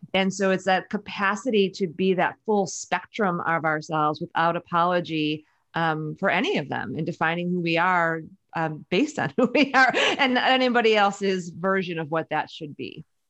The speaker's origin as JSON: {"language": "English", "town": "Chicago", "region": "Illinois", "country": "United States", "tie": "born or raised there", "moved": "yes", "lives_now": "Seattle, United States", "said": "I grew up in Chicago"}